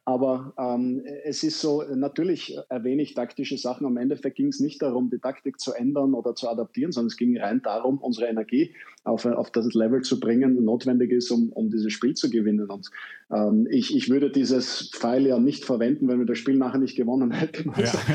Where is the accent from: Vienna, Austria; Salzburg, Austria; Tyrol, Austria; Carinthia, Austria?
Vienna, Austria; ich als Wiener